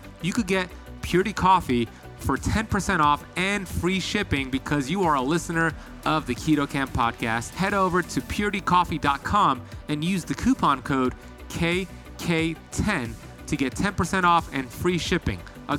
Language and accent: English; Miami, Florida, United States; It's funny because a lot of people who live in Miami were not really born here. It's a very transient city. So when I tell somebody I was born and raised, they're like, wait, really?